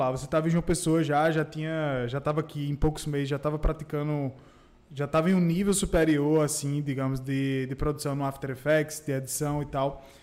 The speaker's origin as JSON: {"language": "Portuguese", "town": "Campina Grande", "region": "Paraíba", "country": "Brazil", "also_born_or_lived": "João Pessoa", "moved": "yes", "said": "eu tenho orgulho de dizer que eu sou de lá."}